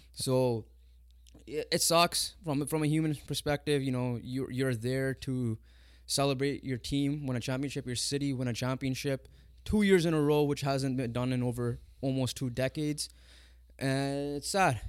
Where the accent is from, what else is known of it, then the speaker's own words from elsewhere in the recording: Canada; Us being Punjabi, us being from the Indian descent, even though we're Canadian born, but we have parents that are from India